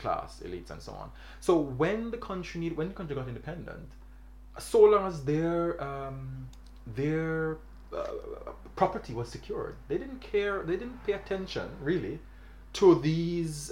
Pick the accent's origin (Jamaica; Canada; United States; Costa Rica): Jamaica; I'm from Jamaica